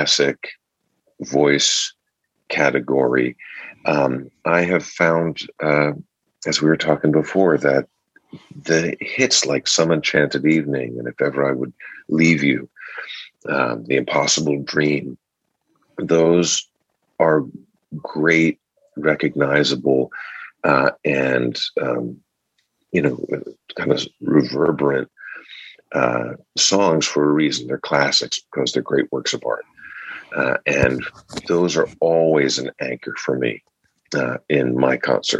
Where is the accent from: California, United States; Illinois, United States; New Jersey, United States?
New Jersey, United States; Cranford; also born or lived in Spring Lake, New Jersey; Grew up in Cranford and Spring Lake.